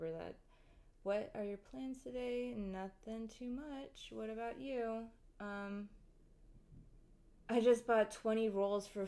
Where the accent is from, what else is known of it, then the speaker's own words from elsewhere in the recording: United States; I grew up in Western society and American culture. We don't really have bidets over here.